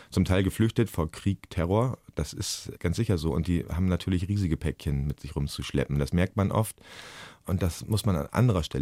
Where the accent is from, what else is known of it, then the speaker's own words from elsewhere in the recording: Germany; Ich bin Lehrer, ich bin aus Deutschland, habe ich da oft gesagt.